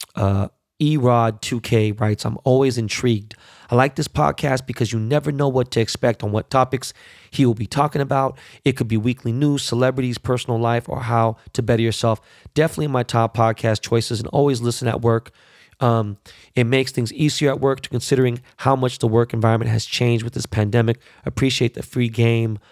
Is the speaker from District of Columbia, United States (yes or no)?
no; Los Angeles, California, United States; born or raised there